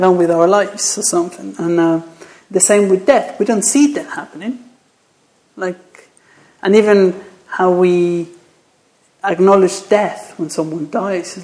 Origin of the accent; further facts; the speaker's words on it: Mexico; English is a second language; moved away; I'm from Mexico, so that... my accent